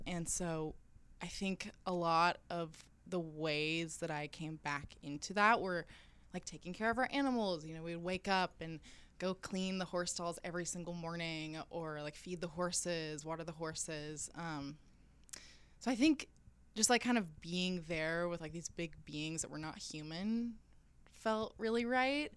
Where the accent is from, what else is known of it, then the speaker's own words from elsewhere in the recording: rural southern Alabama, United States; moved away as an adult; also born or lived in Rome; growing up in Alabama, I mean, I grew up in the middle of nowhere